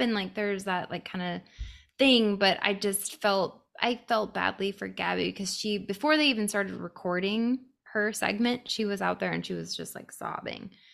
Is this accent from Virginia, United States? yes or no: no; Arizona, United States; also born or lived in Santa Monica; I grew up in Arizona.